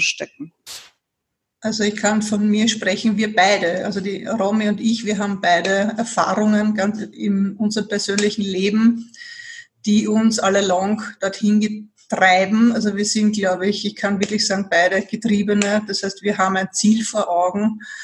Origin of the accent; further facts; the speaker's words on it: Vienna, Austria; also born or lived in Burgenland; für mich als Wienerin